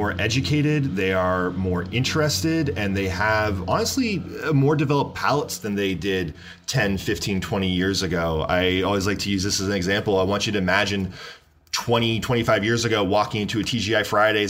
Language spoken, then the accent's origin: English; along Lake Erie, Pennsylvania, United States; moved away as an adult; also born or lived in Syracuse, New York; now in Los Angeles, United States; I am originally from Pennsylvania. I grew up right along Lake Erie